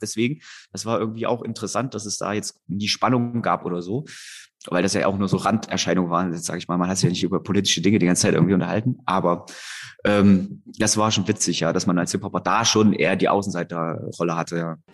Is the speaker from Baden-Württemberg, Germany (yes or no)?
no; Erfurt, Thuringia, Germany; ich komme aus Erfurt